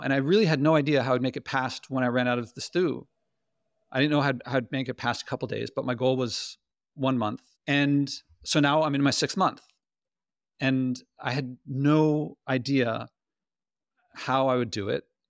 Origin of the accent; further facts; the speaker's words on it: United States; I'm American